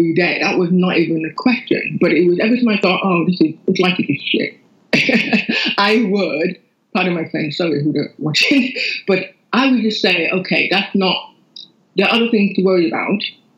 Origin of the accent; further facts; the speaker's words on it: Lagos, Nigeria; moved away as an adult; I grew up in Nigeria, Lagos, Nigeria, up until when I was 19 when I came here.